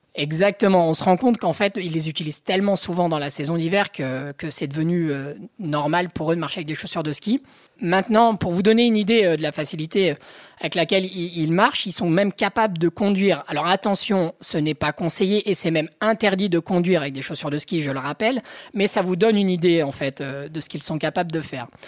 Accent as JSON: {"language": "French", "area": "Haute-Savoie", "region": "Auvergne-Rhône-Alpes", "country": "France", "said": "Je suis de Haute-Savoie"}